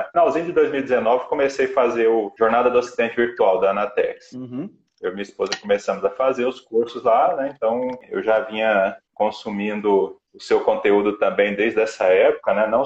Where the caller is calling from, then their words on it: Uberlândia, Minas Gerais, Brazil; Eu estou